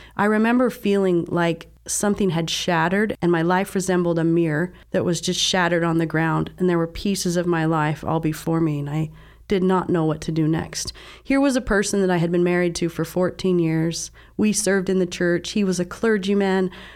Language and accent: English; Southern Utah, United States; I was raised in Southern Utah, in a very religious family